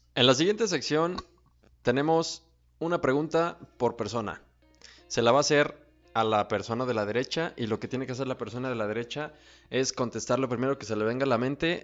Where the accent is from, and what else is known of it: Mexico